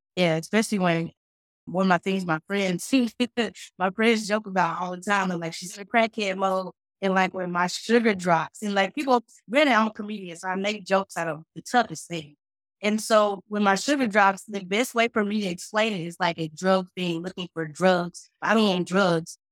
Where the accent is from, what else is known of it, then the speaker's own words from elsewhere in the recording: Fort Worth, Texas, United States; also born or lived in Dallas, Texas; I was born in Parkland Memorial, but then by the time I was at one or two, I was already adopted out Fort Worth